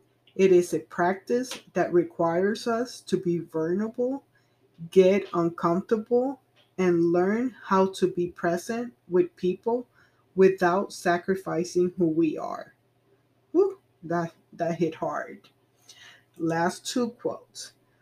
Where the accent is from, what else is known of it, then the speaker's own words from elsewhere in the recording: Puerto Rico; also born or lived in United States; I came from Puerto Rico. I really don't feel like I belong there either. All of my life, I have been between Puerto Rico and the mainland, meaning United States.